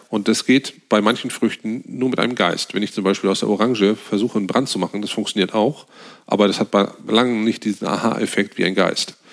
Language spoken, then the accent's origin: German; Northern Germany, Germany; wir als Norddeutsche